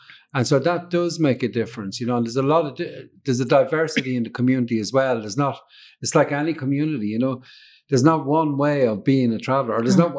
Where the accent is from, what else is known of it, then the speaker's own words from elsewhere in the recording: Dublin, Leinster, Ireland; I was born in Dublin, but I traveled quite a lot. So, you know, so although I'm from Dublin, I identify with Dublin kind of in one way, you know, but I'm a traveler